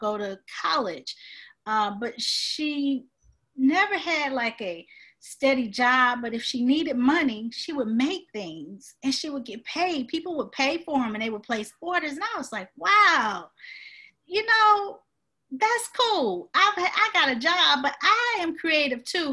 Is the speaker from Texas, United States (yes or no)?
no; St. Louis, Missouri, United States; moved away as an adult; also born or lived in Detroit, Michigan / Virginia; So you can say I was reared in St. Louis, did all my schooling, grade school, high school in St. Louis.